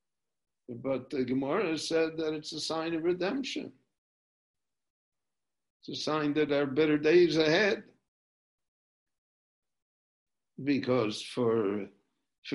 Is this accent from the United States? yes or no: yes; Chicago, Illinois, United States; now in Jerusalem, Israel; when I was a child growing up in Chicago